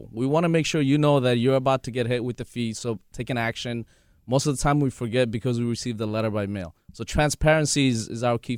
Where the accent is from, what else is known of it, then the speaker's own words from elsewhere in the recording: New York City, New York, United States; We are actually from Astoria, Queens. We're both raised here. Uh, we grew up here